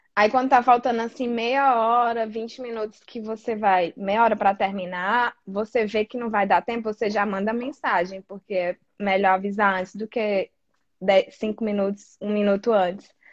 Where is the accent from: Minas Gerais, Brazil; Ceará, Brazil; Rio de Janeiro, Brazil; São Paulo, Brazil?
Ceará, Brazil; Fortaleza; moved away as an adult; now in Australia; sou de Fortaleza, Ceará, no Nordeste ali, o que não é muito comum aqui na Austrália, ter gente nordestina